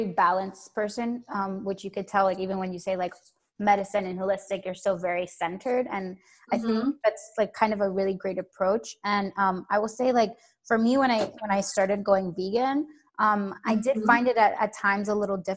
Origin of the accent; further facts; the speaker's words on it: Miami, Florida, United States; now in New York, United States; I grew up in Miami